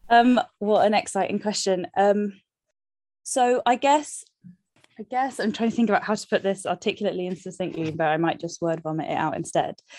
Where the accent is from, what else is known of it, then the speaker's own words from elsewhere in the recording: London, United Kingdom; I love London, I'm from London, but it's also, like, so shit to live here